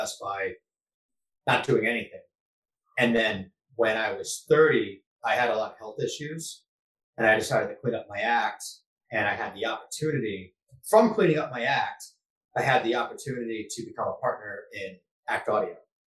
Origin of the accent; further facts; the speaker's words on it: New Hampshire, United States; I'm from New Hampshire